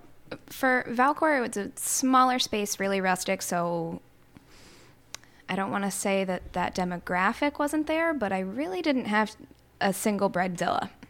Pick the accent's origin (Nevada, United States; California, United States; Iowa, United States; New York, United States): New York, United States; Plattsburgh; born or raised there; also born or lived in Syracuse, New York